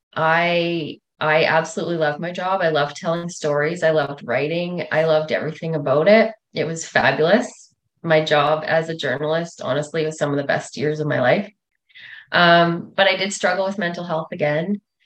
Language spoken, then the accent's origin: English; north of Russell, Manitoba, Canada; moved away as an adult; also born or lived in Regina, Saskatchewan; I grew up north of Russell, Manitoba